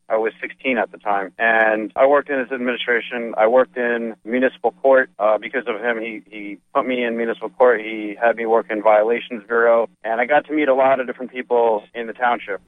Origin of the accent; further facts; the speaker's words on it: Edison, New Jersey, United States; I'm from Edison, New Jersey.